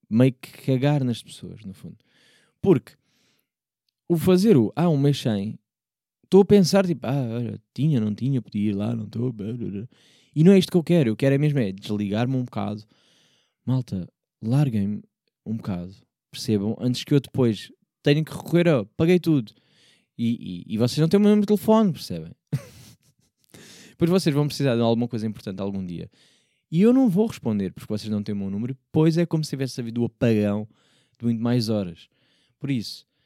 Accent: Porto, Norte, Portugal; accent: Porto; quando, do Porto, vejo que eu digo logo Porto com, com coisa, não é? Eu carrego logo ali no, vai um sotaque sem querer, pá, desculpem lá

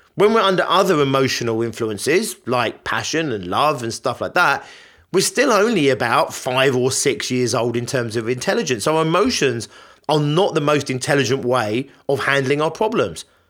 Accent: Richmond Park, London, United Kingdom; I grew up near Richmond Park

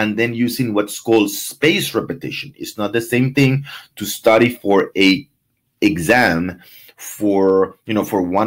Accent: Venezuela; moved away; I'm from Venezuela

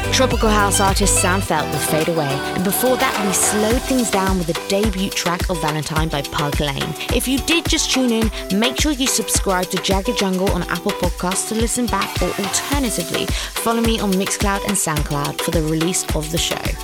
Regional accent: London, United Kingdom; growing up in North London

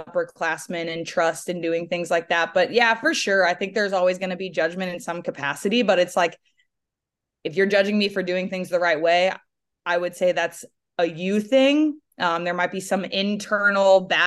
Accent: St. Louis, Missouri, United States; moved away; I grew up in St. Louis, Missouri, pretty highly recruited athlete.

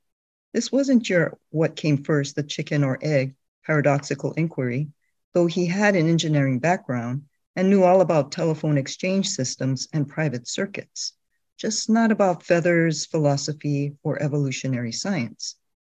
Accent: Sacramento, California, United States; also born or lived in Honolulu, Hawaii; I am from Sacramento, California.

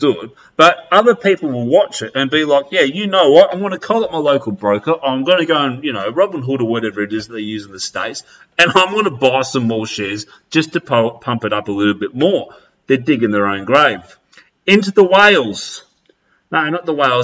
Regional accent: Australia; I'm going to come back to my roots of where I was born and I grew up in Australia

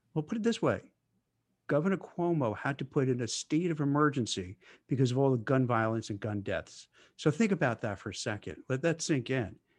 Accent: Brooklyn, New York, United States; I grew up in Brooklyn

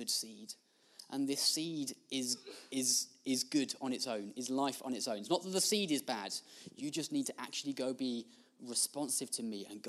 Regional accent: United Kingdom; we're British

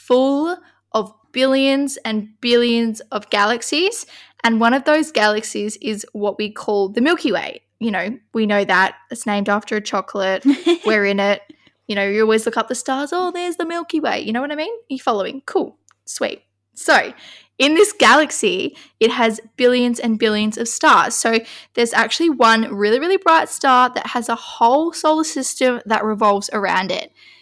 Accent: Kalgoorlie, Western Australia, Australia; I was born in Kalgoorlie on the 2nd of August 2000.

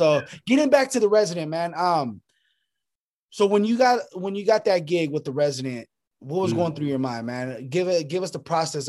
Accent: Sacramento, California, United States; now in Los Angeles, United States; I'm originally from Sacramento.

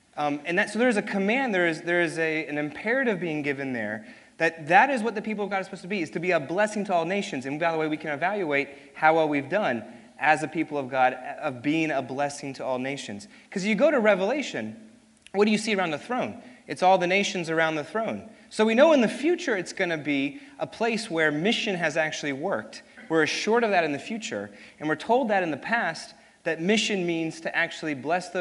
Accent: New York City, New York, United States; also born or lived in Hopewell, Virginia; I was born in Hopewell, Virginia, so I'm actually confused if I'm a Southerner or not, because I was born in Virginia and married a Memphian, and but grew up and was raised in New York City

